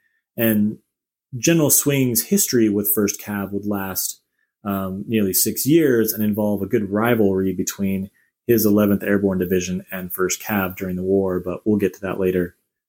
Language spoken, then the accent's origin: English; Oklahoma, United States; I'm from Oklahoma, so Texas is our southern neighbor